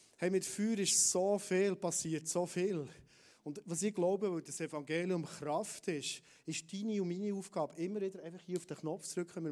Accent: Bernese Oberland, Switzerland; als Berner Oberländer

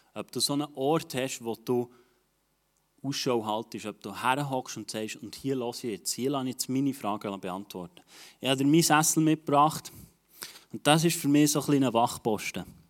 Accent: Switzerland; als Schweizer

